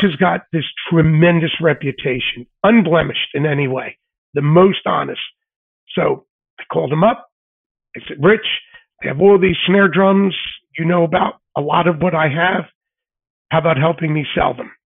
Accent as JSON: {"language": "English", "town": "Philadelphia", "region": "Pennsylvania", "country": "United States", "tie": "born or raised there", "said": "as a kid growing up in Philly"}